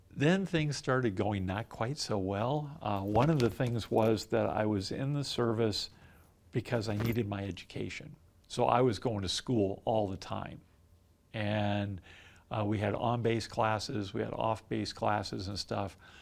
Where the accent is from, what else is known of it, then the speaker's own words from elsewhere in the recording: Southern California, United States; moved away; growing up in Southern California